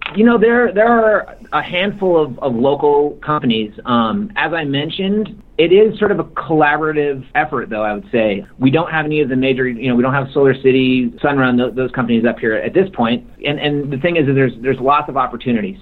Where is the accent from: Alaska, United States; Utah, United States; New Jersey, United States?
Alaska, United States; also born or lived in Bay Area, California; my home state of Alaska